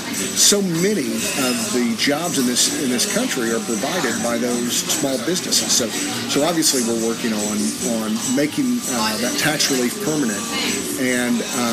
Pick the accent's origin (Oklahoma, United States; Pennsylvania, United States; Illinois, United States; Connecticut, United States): Oklahoma, United States; Well, it's funny because I came to town with my home state senator.